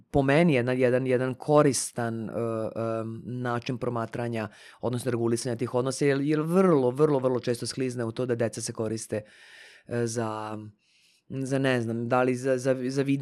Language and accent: Croatian; Serbia; kod nas u Srbiji